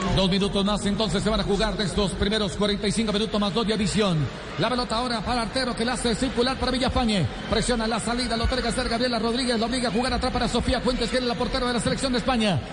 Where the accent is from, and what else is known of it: Colombia